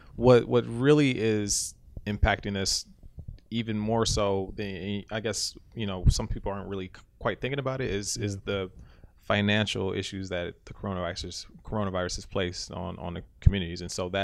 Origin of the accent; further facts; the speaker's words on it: Detroit, Michigan, United States; moved away; even my hometown, Detroit, was hit hard with this thing.